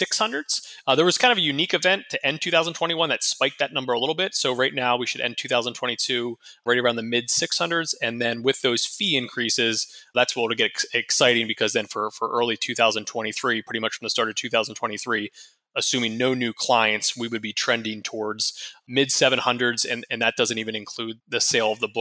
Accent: Harrisburg, Pennsylvania, United States; now in Tampa, United States; I'm from Harrisburg, Pennsylvania originally

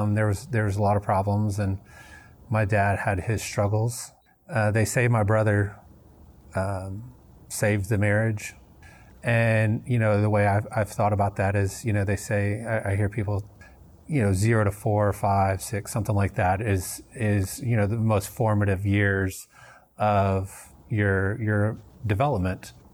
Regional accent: Memphis, Tennessee, United States; moved away as an adult; also born or lived in North Dakota; now in Houston, United States; I, I grew up in Tennessee, um, in Memphis

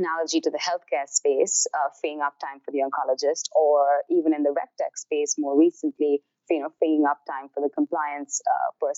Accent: India; moved away as an adult; now in New York, United States; I grew up in India.

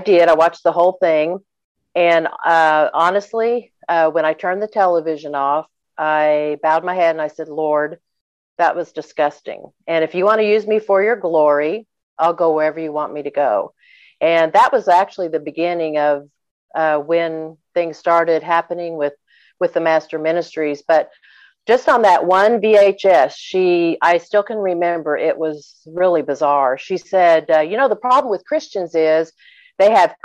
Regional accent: Oklahoma, United States; in my hometown

